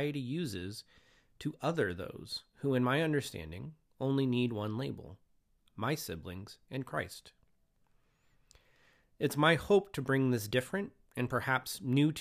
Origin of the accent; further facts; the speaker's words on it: Moses Lake, Washington, United States; also born or lived in Spokane, Washington; now in Longview, United States; I was born and raised in Moses Lake, Washington